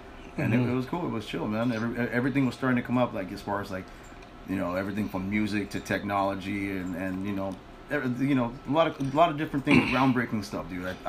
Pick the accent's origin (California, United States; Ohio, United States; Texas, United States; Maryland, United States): California, United States; Los Angeles; In LA, the LA area, Silver Lake. Maybe I guess the Echo Park, you know, that's the old stomping grounds, man.